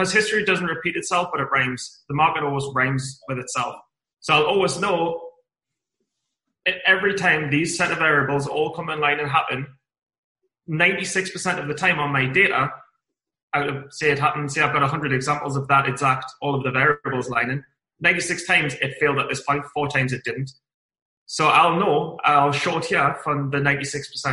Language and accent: English; Newcastle upon Tyne, North East England, United Kingdom; I'm from Newcastle in England, and it's the northeast of England